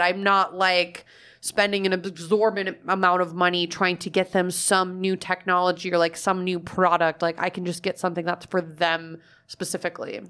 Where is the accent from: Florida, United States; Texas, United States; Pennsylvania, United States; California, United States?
Florida, United States; Fort Myers; moved away; my hometown is known as like snowbird destination. Like Fort Myers is a huge area for it